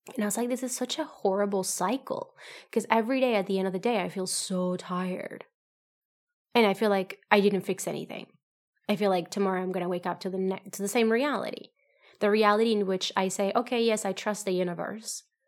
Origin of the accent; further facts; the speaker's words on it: Colombia; moved away; I come from, I'm from Colombia